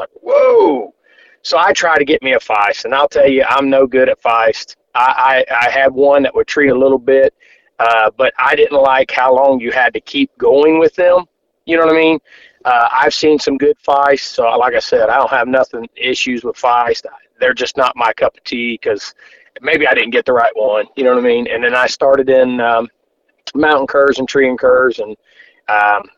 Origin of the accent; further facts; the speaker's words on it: Cincinnati, Ohio, United States; I'm from Cincinnati, Ohio, a little northeast, about 20 miles northeast of Cincinnati.